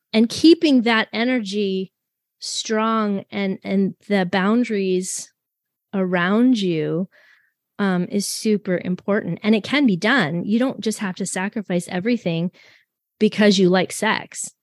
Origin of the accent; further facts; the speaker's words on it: Canada; I'm French Canadian